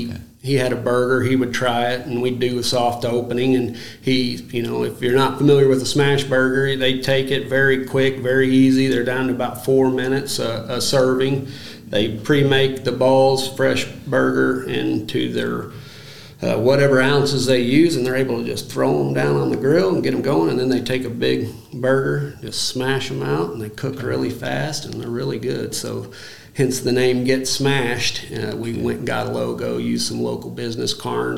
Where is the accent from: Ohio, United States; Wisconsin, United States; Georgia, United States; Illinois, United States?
Illinois, United States; we're from Illinois